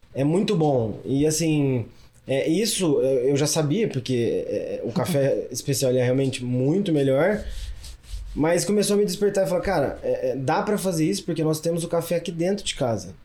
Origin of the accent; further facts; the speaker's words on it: Cajuru, São Paulo, Brazil; accent: interior (caipira); also born or lived in Australia; now in Ribeirão Preto, Brazil; nascido no interior, sou de Cajuru, uma cidade lá é, no interior de São Paulo